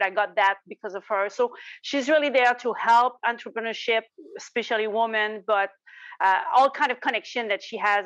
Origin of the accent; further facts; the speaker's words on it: Quebec, Canada; accent: Quebec; in the corner of Quebec. So that's where you see my accent